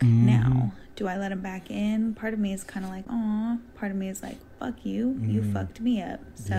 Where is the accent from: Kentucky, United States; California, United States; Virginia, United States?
California, United States; San Jose; now in Los Angeles, United States; I'm from San Jose, California, LA living.